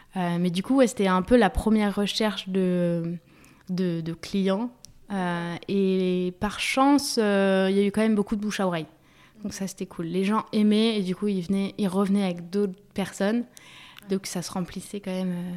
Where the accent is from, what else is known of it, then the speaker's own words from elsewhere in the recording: Paris, Île-de-France, France; also born or lived in Germany; je suis née à Paris, j'ai grandi à Paris